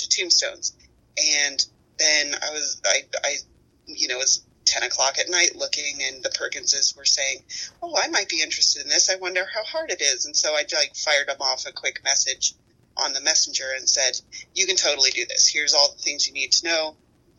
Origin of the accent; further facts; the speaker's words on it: Minnesota, United States; we are from Minnesota here